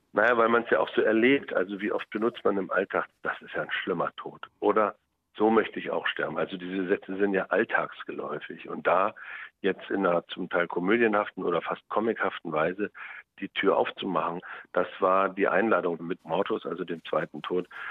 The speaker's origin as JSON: {"language": "German", "country": "Germany", "tie": "born or raised there", "said": "ich bin ja in der DDR groß geworden"}